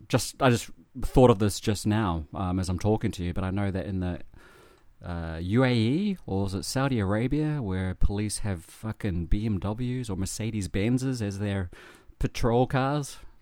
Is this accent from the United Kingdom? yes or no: no; New Zealand; now in Japan; I'm from New Zealand